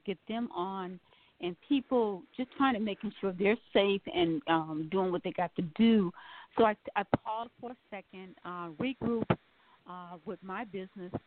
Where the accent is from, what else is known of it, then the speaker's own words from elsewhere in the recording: Milwaukee, Wisconsin, United States; moved away; I was raised in Milwaukee